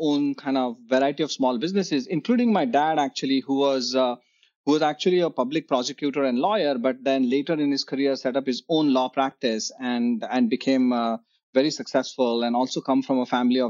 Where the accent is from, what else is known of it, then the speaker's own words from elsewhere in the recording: Mumbai, Maharashtra, India; growing up in Bombay